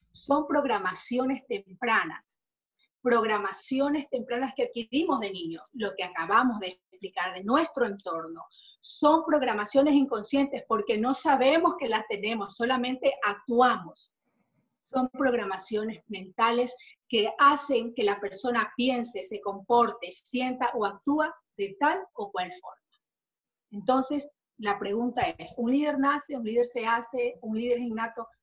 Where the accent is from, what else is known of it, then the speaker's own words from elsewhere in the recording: Ecuador; acá en mi país, Ecuador